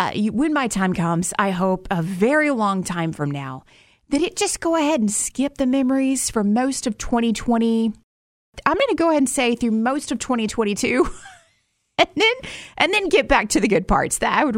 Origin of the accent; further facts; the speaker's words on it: Alabama, United States; born there; And there were issues where I was born in Alabama trying to find records from the year I was born.